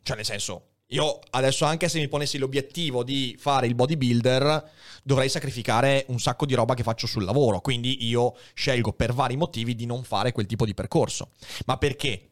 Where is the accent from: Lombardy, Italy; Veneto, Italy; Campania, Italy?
Veneto, Italy; also born or lived in Padua; crescendo in Veneto